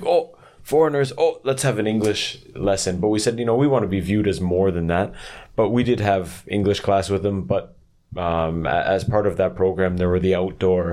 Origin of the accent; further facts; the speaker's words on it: Canada; moved away as an adult; now in South Korea; I grew up in a city in Canada